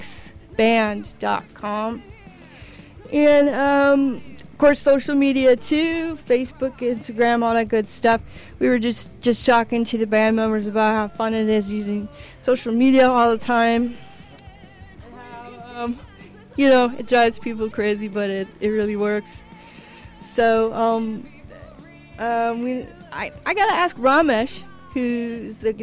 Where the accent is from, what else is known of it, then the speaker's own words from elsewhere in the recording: Midwest, United States; now in Orange County, United States; I'm from the Midwest too